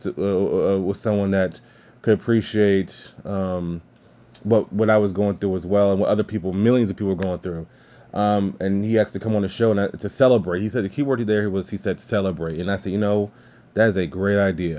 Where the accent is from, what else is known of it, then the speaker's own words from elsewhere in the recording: Louisiana, United States; I'm from Louisiana